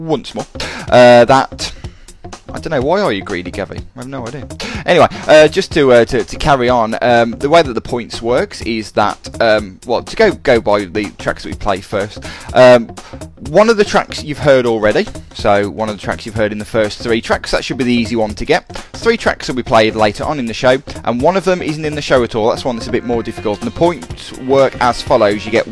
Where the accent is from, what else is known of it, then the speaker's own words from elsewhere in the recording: England, United Kingdom; as we're English